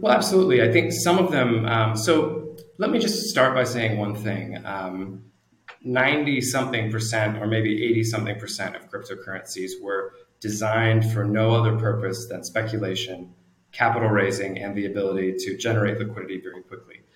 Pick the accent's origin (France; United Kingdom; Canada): Canada; moved away as an adult; also born or lived in New Zealand; now in Singapore; I'm originally Canadian. I uh, grew up in Canada, lived there for many years